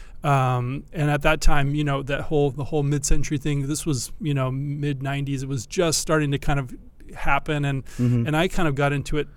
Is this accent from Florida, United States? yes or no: no; Southern California, United States; I grew up in Southern California